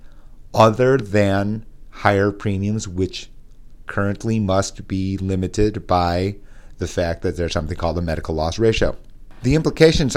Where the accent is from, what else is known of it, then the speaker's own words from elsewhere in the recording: Midwest, United States; accent: nasal Midwest; my nasal Midwest accent